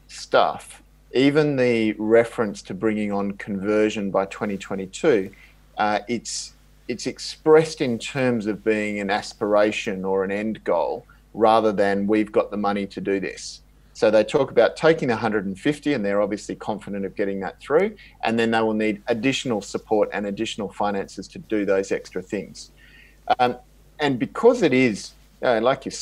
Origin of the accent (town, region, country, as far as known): Australia